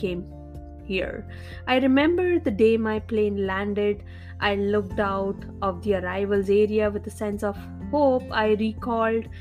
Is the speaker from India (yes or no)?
yes; India; I grew up in India in a small town without much access to technology.